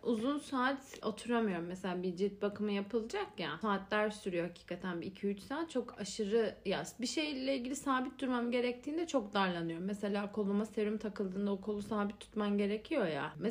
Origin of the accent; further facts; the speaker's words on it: Adana, Turkey; Ben Adanalıyım abi.